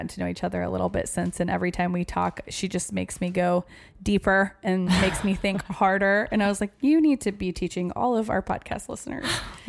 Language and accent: English; Oregon, United States; born or raised there